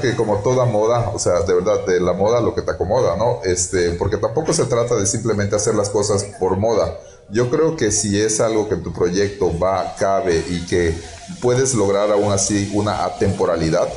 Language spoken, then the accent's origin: Spanish; Yucatán, Mexico; nosotros como eh, yucatecos o como eh, trabajando aquí en Yucatán